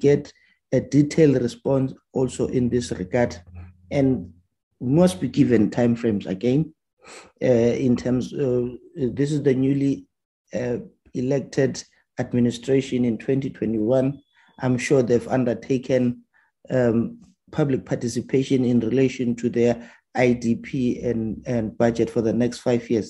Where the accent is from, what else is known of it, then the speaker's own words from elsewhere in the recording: Ekurhuleni, Gauteng, South Africa; I am from Ekuruleni Fosloras